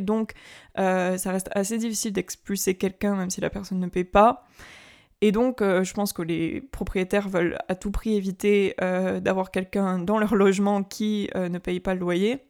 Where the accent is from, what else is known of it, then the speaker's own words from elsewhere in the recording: Carcassonne, then Toulouse, Occitania, France; also born or lived in Paris; je suis née à Carcassonne, donc c'est dans le sud, et ensuite j'ai déménagé à Toulouse, donc ça reste dans le sud.